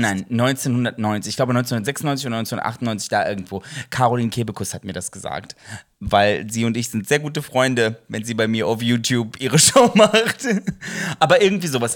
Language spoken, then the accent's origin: German; Ruhr area, North Rhine-Westphalia, Germany; wir kommen aus dem Ruhrgebiet